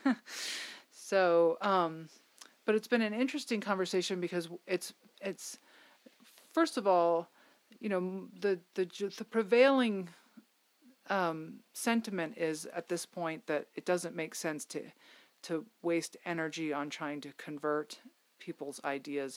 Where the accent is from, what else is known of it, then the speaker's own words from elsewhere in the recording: Connecticut, United States; my home state